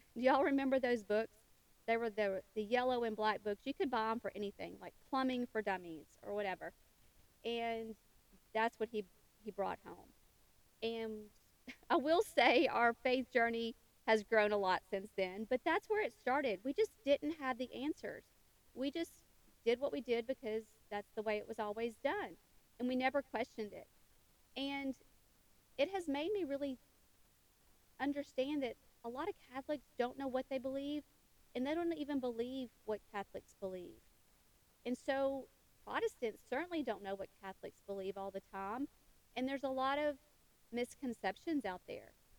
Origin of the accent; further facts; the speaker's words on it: western Tennessee, United States; I was born and raised in a small town in western Tennessee